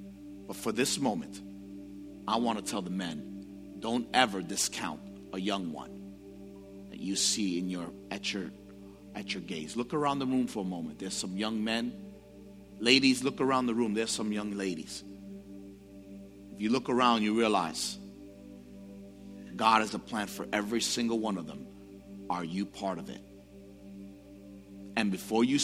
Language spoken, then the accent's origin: English; New York City, New York, United States; growing up in the Bronx, I struggled with understanding identity